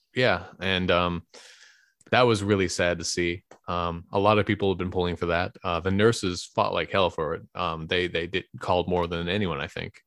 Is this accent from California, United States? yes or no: yes; Bay Area, California, United States; also born or lived in Livermore / San Carlos / Pasadena; now in San Francisco, United States; I grew up in the Bay Area